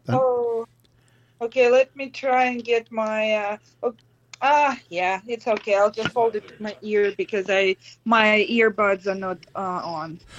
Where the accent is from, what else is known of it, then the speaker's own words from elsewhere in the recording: Russia; English is a second language; moved away as an adult; now in Los Angeles, United States; I'm originally from Russia and I'm almost 20 years in the US now.